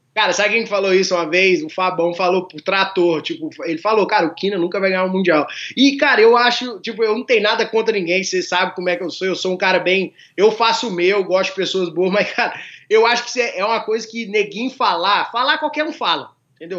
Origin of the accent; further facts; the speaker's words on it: Formiga, Minas Gerais, Brazil; eu sou da cidade do interior de Minas, chama Formiga